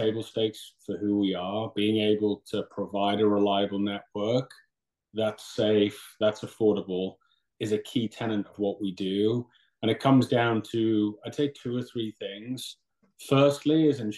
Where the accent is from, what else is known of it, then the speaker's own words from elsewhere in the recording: Newcastle upon Tyne, North East England, United Kingdom; moved away as an adult; also born or lived in London / Syracuse; now in New York, United States; I'm originally from Newcastle, England, in the Northeast